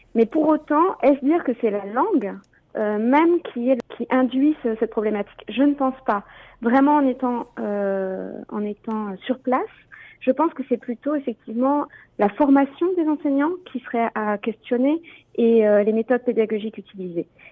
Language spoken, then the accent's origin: French; France; also born or lived in Ontario; now in Canada; je suis française, donc je viens de France